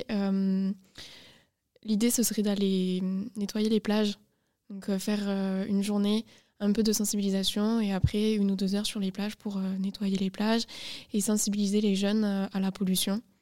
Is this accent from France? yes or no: yes; Toulouse, Occitania, France; moved away as an adult; now in Agen, France